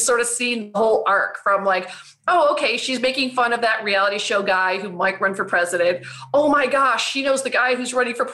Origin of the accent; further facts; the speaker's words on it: Chicago, Illinois, United States; now in Los Angeles, United States; I'm from Chicago, but I live